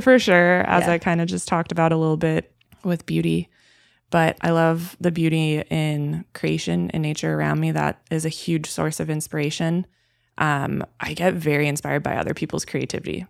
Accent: Milwaukee, Wisconsin, United States; moved away as an adult; So, I'm originally born and raised in Wisconsin. I was born in Milwaukee specifically, and until I was 22 years old, I lived there.

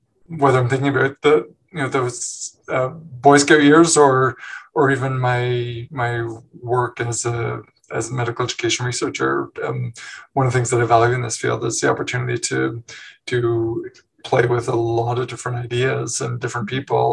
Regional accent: Newmarket, Ontario, Canada; moved away as an adult; also born or lived in Montreal / Hamilton; I was born in Montreal, but I grew up in a town called Newmarket, just north of Toronto

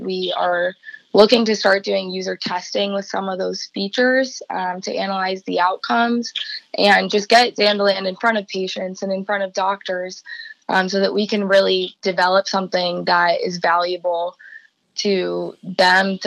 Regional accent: Columbus, Ohio, United States; also born or lived in Cincinnati; my hometown of Columbus

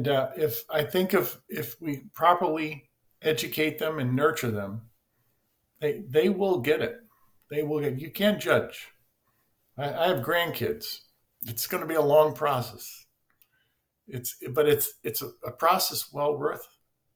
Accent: United States; growing up in the United States of America

